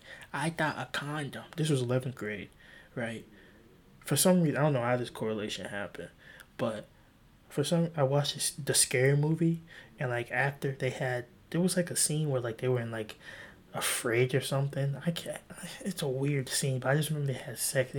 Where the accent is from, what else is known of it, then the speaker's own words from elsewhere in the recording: South Carolina, United States; I'm from South Carolina, too